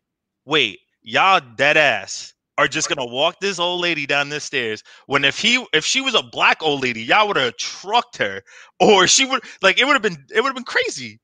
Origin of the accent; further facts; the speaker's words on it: Bayonne, New Jersey, United States; I'm from New Jersey. I grew up in a city like Bayonne